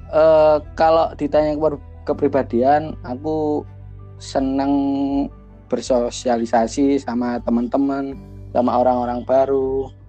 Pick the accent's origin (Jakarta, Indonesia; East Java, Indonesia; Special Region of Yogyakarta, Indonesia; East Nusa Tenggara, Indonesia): East Java, Indonesia; Banyuwangi; Saya asli orang Banyuwangi yang saat ini kuliah di Surabaya.